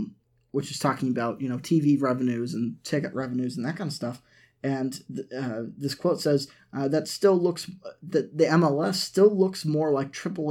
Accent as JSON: {"language": "English", "region": "Massachusetts", "country": "United States", "tie": "born or raised there", "said": "growing up in Massachusetts, we had the New England Revolution that played at the Patriots Stadium."}